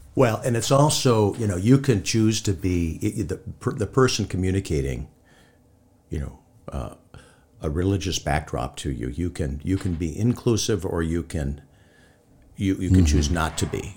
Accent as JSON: {"language": "English", "town": "Hibbing", "region": "Minnesota", "country": "United States", "tie": "born or raised there", "moved": "yes", "said": "growing up in Hibbing"}